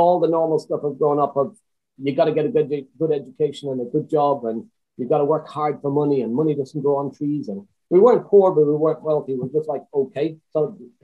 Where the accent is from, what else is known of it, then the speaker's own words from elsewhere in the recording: Swinford, Connacht, Ireland; now in United Kingdom; I grew up in Swinford